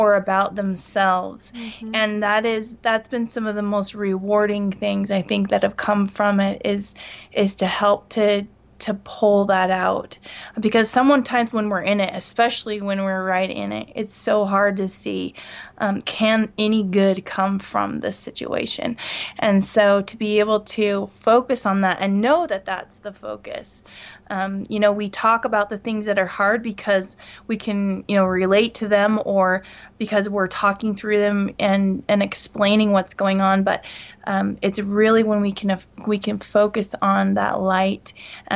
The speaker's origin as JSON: {"language": "English", "region": "California", "country": "United States", "moved": "yes", "lives_now": "Salt Lake Valley, United States", "said": "I'm from California. I'm ninth generation, so my blood and my heart beat there"}